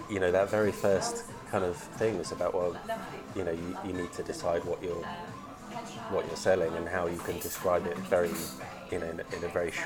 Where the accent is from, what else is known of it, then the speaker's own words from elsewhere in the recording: Brighton, South East England, United Kingdom; moved away; also born or lived in Limerick; I grew up in Brighton